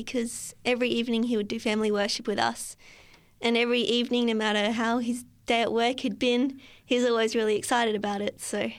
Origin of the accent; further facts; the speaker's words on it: New South Wales, Australia; So I was born in the Hunter Valley